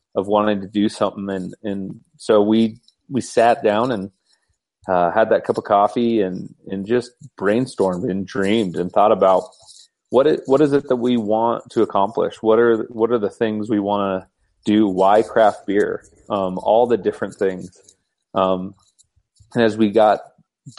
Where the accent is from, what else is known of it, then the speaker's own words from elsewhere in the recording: Boulder, Colorado, United States; I have been born and raised in Colorado. Actually, even I'm a Boulder kid, so hosting an event in my hometown.